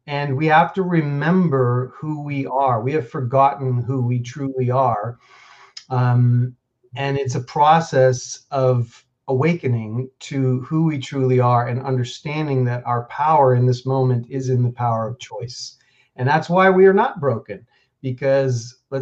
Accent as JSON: {"language": "English", "town": "New York City", "region": "New York", "country": "United States", "tie": "born or raised there", "also_born_or_lived": "Boulder, Colorado", "moved": "as an adult", "said": "I grew up pretty middle class in New York City. I grew up in Queens"}